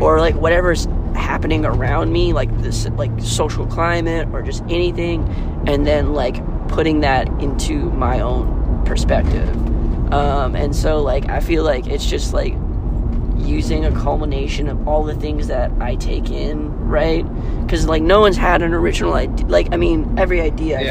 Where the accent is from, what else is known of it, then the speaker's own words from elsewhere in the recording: Kailua, Hawaii, United States; now in Los Angeles, United States; I'm from Kailua, Hawaii, which is on Oahu. It's a little small town, um, and I'm out here